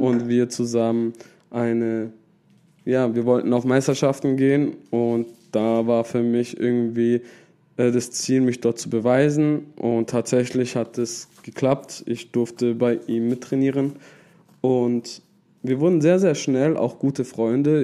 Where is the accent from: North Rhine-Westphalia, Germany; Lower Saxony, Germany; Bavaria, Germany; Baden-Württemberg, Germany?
Baden-Württemberg, Germany; Pforzheim; Ich komme aus der Oststadt.